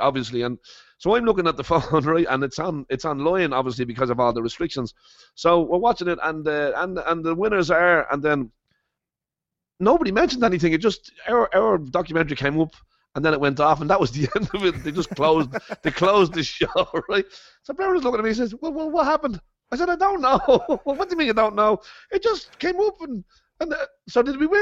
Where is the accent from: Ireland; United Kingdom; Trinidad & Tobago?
Ireland; moved away as an adult; also born or lived in Copenhagen / Las Vegas; I love being from Ireland, and I love being Irish